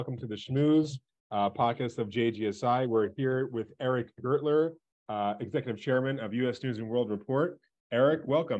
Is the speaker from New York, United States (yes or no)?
yes; New York City, New York, United States; I grew up in Brooklyn, New York.